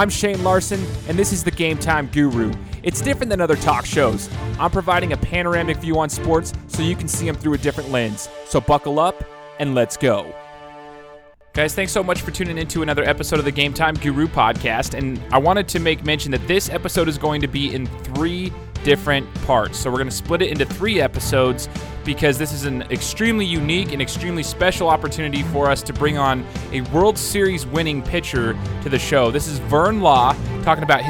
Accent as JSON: {"language": "English", "town": "Meridian", "region": "Idaho", "country": "United States", "said": "I'm from Meridian, Idaho"}